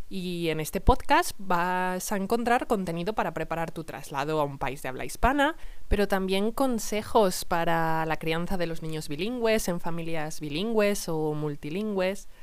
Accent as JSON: {"language": "Spanish", "town": "Salamanca", "region": "Castile and León", "country": "Spain", "said": "soy de Salamanca"}